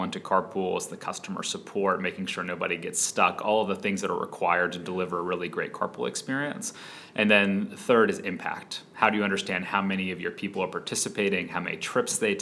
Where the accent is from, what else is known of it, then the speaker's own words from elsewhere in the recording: Atlanta, Georgia, United States; moved away as an adult; also born or lived in Philadelphia; we grew up in Atlanta